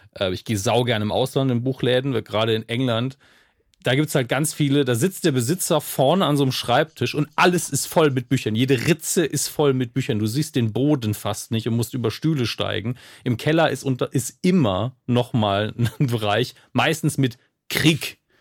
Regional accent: Germany; meine Heimatstadt

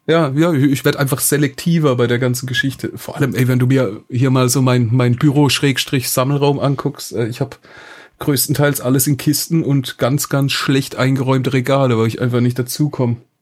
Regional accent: Hoffenheim, Baden-Württemberg, Germany; ich komme aus Hoffenheim, Sinsheim ist direkt nebendran

